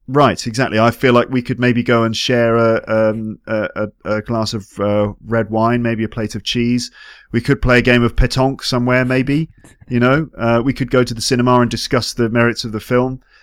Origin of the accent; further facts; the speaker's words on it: England, United Kingdom; moved away as an adult; now in France; as an English person